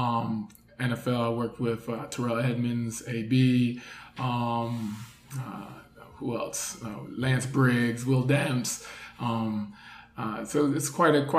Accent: Jamaica; also born or lived in New York, United States; now in Miami, United States; I'm Jamaican

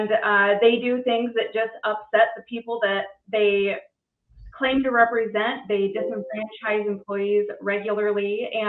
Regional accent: Lewis County, Washington, United States; Recently, Matt and I paid a visit to a group down south in my hometown, Lewis County.

